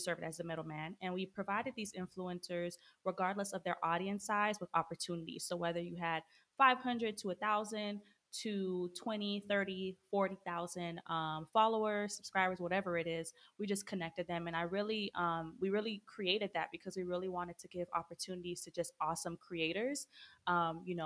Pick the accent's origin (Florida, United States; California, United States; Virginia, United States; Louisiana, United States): Florida, United States; moved away as an adult; now in Atlanta, United States; I'm originally from Florida.